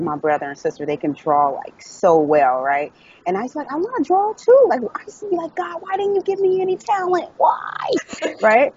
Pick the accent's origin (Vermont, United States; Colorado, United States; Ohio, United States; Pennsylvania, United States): Ohio, United States; Dayton; moved away as an adult; also born or lived in Dallas, Texas / Hollywood, California; I'm from Dayton, Ohio, and I, I I lived there for the first 29 years of my life